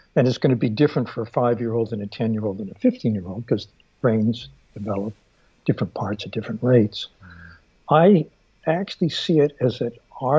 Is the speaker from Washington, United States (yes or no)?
no; Stockton, California, United States; I grew up in Stockton.